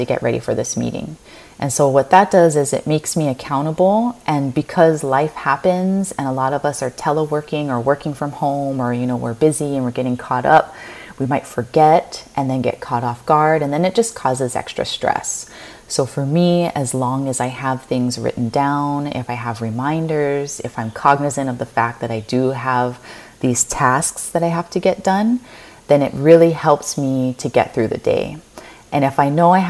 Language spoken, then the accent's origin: English; Kauai, Hawaii, United States; now in Honolulu, United States; I am a local girl from the island of Kauai, born and raised in Hawaii.